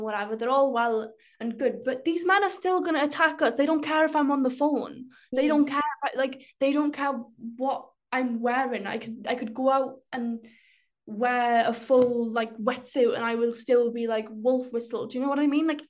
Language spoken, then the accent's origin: English; rural Wales, United Kingdom; my experience as a Welsh girl in rural Wales